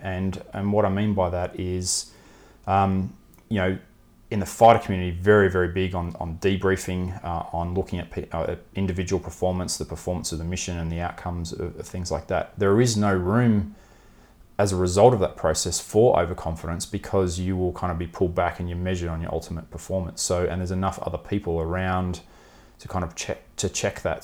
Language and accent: English; Melbourne, Victoria, Australia; I grew up in Melbourne